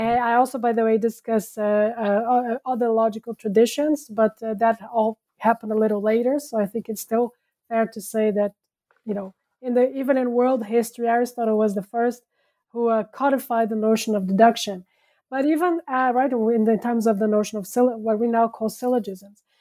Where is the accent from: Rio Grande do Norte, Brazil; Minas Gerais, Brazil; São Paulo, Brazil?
São Paulo, Brazil; moved away as an adult; also born or lived in France; now in Netherlands; I was born and raised in Brazil